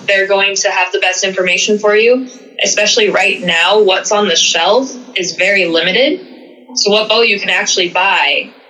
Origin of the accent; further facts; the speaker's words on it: Fidalgo Island, Washington, United States; moved away as an adult; I was able to move back home to Washington. I grew up on Fidalgo Island, so great area.